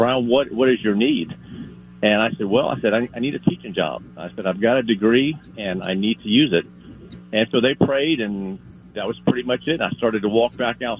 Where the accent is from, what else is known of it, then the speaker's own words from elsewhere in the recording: Palmetto, Florida, United States; also born or lived in Tennessee / Orlando, Florida; I was born and raised in Palmetto, Florida